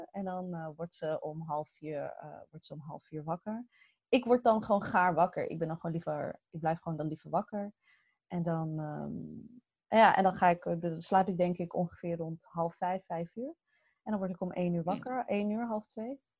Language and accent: Dutch; Morocco; En wij zijn Marokkaans, eh, wij zijn Marokkaans, dus dan werden echt soms hamburgers, Marokkaanse worstjes.